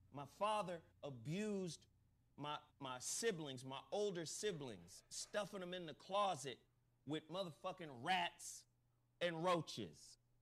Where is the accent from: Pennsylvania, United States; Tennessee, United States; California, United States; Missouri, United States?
Tennessee, United States; Chattanooga; I was born in Chattanooga, Tennessee